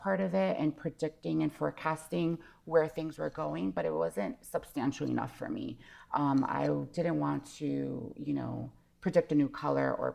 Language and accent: English; Connecticut, United States; also born or lived in Hawaii; I grew up in Connecticut. I was born in Hawaii, lived in Hawaii till I was about six. Then we moved to Connecticut